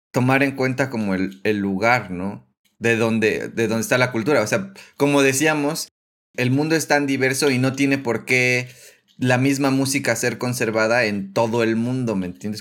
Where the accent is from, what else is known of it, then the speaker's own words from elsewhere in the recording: Mexico; a mí como mexicano